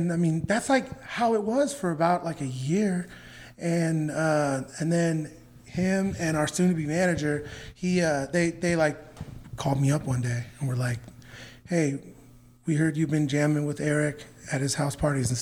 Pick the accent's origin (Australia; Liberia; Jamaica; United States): United States; California; moved away as an adult; now in Nashville, United States; I grew up in California.